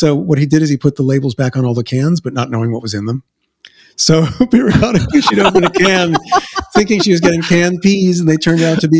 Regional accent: New York City, New York, United States; accent: Queens; moved away as an adult; I came with my Queens accent

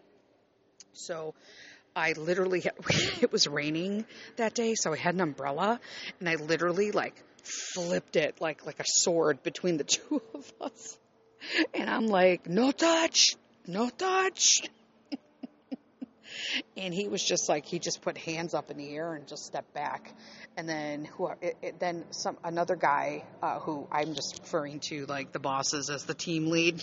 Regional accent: Chicago, Illinois, United States; I grew up in Chicago

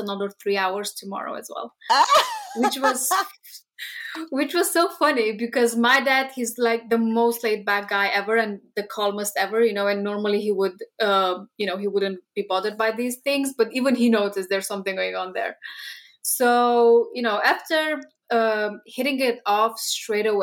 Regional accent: Romania; moved away as an adult; now in United Kingdom; we are both from Romania, which is Eastern Europe, from the same town. Basically, we've spent 8 years in the same town

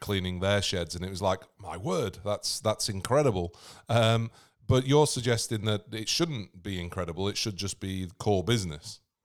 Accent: England, United Kingdom; moved away; I'm English myself, but living on the other side of the world

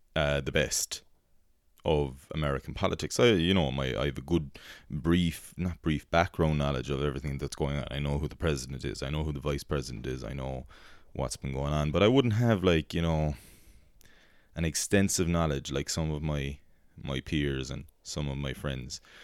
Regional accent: Ireland; also born or lived in United States; as Irish people were a cynical race

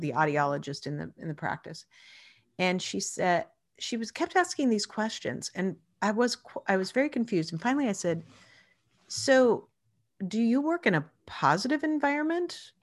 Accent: Spokane, Washington, United States; I actually grew up in Spokane, Washington

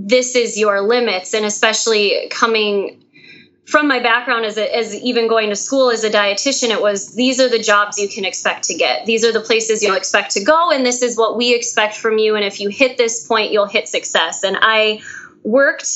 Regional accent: Fargo, North Dakota, United States; accent: twang; I'm from Fargo, North Dakota

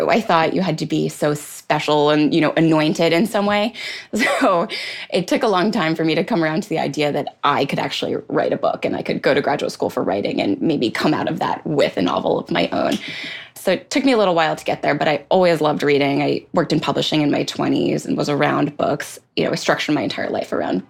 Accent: Atlantic City, New Jersey, United States; I grew up outside of Atlantic City

